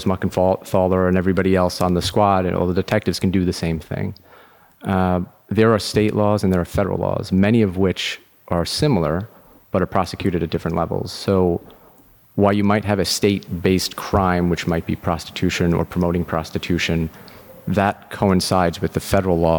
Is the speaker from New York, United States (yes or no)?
yes; Long Island, New York, United States; Born and bred in New York. I grew up on Long Island.